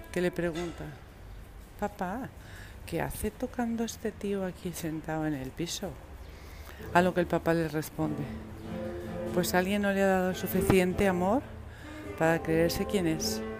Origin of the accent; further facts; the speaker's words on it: A Coruña, Galicia, Spain; moved away as an adult; now in Madrid, Spain; soy gallego, de la Colonia.